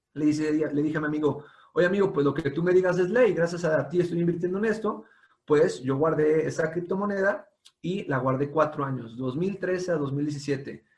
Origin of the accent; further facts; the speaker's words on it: Mexico; como mexicanos